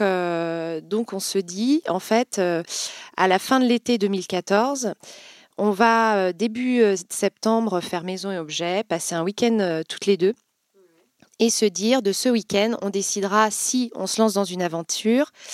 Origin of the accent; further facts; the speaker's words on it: Vendée, Pays de la Loire, France; moved away as an adult; now in Nantes, France; Je suis originaire de Vendée, donc voisine, et, et j'ai fait mes études à Nantes